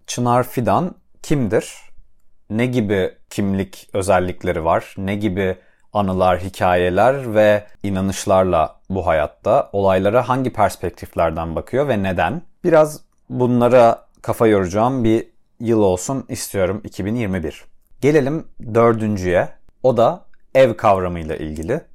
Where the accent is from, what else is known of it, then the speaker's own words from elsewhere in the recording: Adana, Turkey; moved away as an adult; also born or lived in Istanbul; now in Cambridge, United States; ailemin yanında, Adana'da, çocukluğumdaki odam benim odam